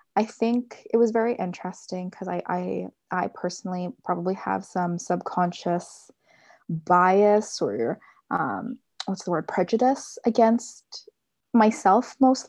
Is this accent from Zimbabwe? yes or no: no; Philippines; I'm pretty excited too, just especially being a Filipina integrated in such a Western culture.